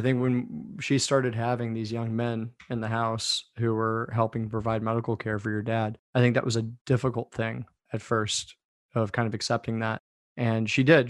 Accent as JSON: {"language": "English", "area": "D.C.", "region": "Northern Virginia", "country": "United States", "tie": "born or raised there", "said": "I grew up outside Washington, D.C., in Northern Virginia."}